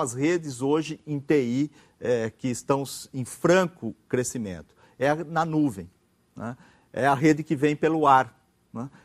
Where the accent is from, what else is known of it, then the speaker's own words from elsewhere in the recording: ABC region, São Paulo, Brazil; eu sou do ABC, né, eu não sou de São Paulo, eu sou dos arredores de São Paulo